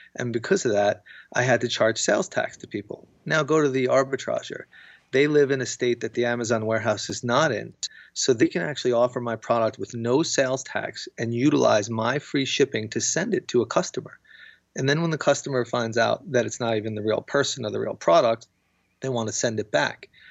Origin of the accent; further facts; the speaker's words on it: United States; I'm American